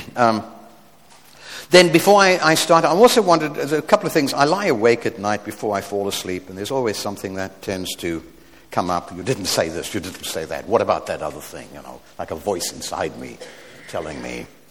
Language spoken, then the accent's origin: English; South Africa; We're from South Africa